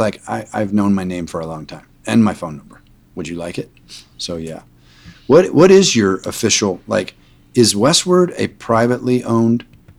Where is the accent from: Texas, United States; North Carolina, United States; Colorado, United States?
Colorado, United States; Boulder; from the Big Red F Restaurant Group based out of my hometown of Boulder, Colorado.